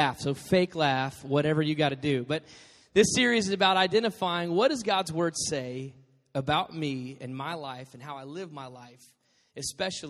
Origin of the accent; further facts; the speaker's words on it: Dallas, Texas, United States; moved away; also born or lived in Arizona; I grew up in Dallas